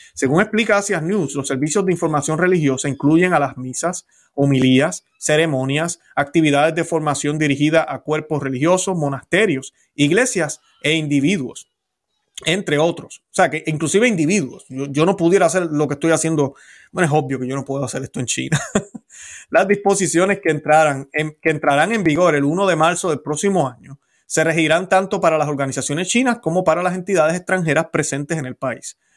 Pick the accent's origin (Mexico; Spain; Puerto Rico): Puerto Rico; Yo no dejé de ser puertorriqueño